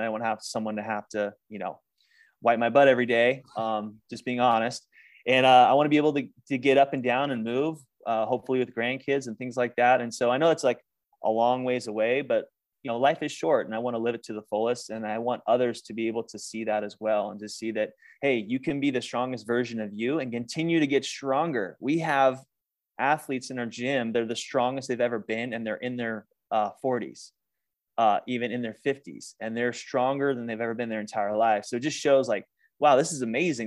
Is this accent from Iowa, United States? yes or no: no; Northern California, United States; moved away as an adult; also born or lived in Maui, Hawaii; now in Phoenix, United States; I grew up in Northern California as a gymnast